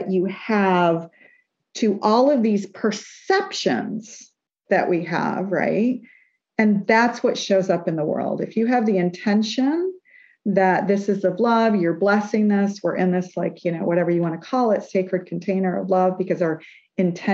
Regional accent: New York, United States; we're from New York

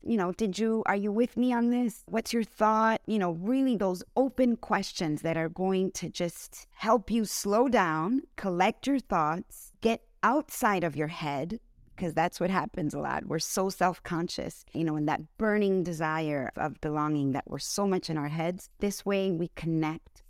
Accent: United States; I was born in the United States.

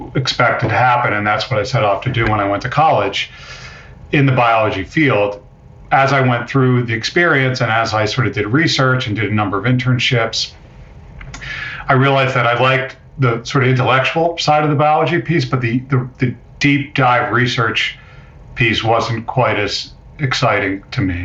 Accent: Amherst, Massachusetts, United States; I grew up in Amherst, Mass.

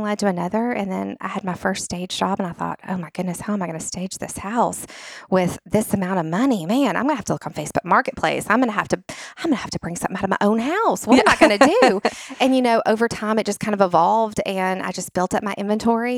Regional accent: Nashville, Tennessee, United States; since I am from Nashville and my husband is born and we're both from Nashville, we're lifers, unicorns

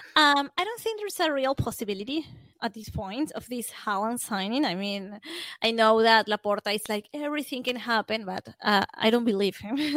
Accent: Venezuela; I'm from Venezuela, and this is, um, a country that the main sport is baseball.

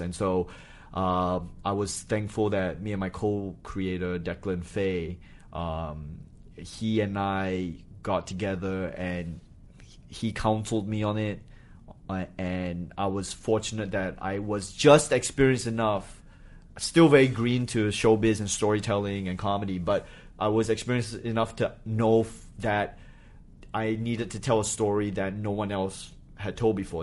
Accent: Singapore; moved away as an adult; also born or lived in Malaysia / New Hampshire / Australia; I grew up in Singapore

